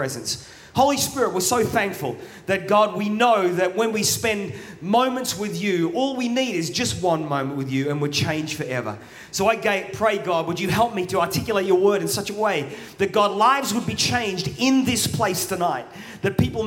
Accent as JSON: {"language": "English", "country": "Australia", "tie": "born or raised there", "also_born_or_lived": "England", "accent": "Australian", "moved": "yes", "lives_now": "Manchester, United Kingdom", "said": "My accent is Australian, even though I was born in England. I moved to Australia when I was 2. So my accent's Australian."}